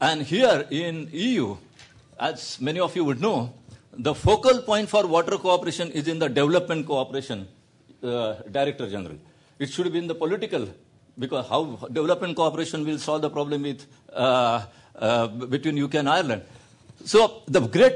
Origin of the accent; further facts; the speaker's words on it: India; I'm an Indian